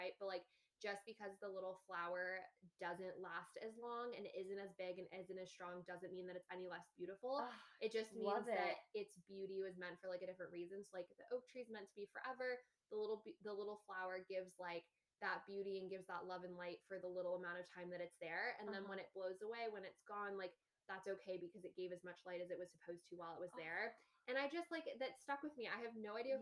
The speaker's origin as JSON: {"language": "English", "region": "California", "country": "United States", "tie": "born or raised there", "moved": "yes", "lives_now": "East Coast, United States", "said": "I'm from California"}